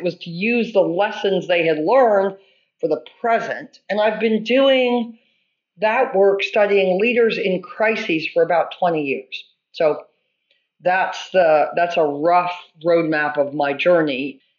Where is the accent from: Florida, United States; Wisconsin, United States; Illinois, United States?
Illinois, United States; Champaign; also born or lived in Chicago / Orono, Maine; I was born in Chicago. I spent my early childhood in Champaign-Urbana in central Illinois. My parents then moved our family to Orono, Maine